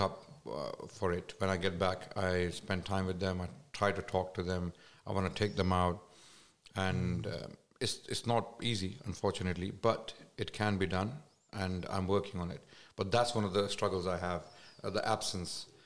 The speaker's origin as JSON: {"language": "English", "town": "Islamabad", "region": "Islamabad Capital Territory", "country": "Pakistan", "tie": "born or raised there", "moved": "yes", "said": "I was raised in mainly in Islamabad the capital"}